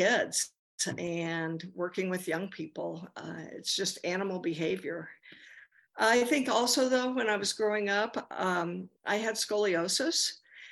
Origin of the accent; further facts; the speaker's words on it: near Grand Junction, Western Colorado, United States; now in Los Angeles, United States; I grew up in Western Colorado in a very small town near Grand Junction